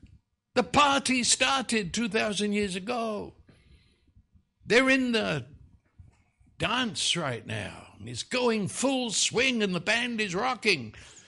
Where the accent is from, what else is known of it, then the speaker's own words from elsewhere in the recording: New York City, New York, United States; now in Dallas, United States; Well, I came from New York City back in that day. I was traveling. I mean, I've come to live here.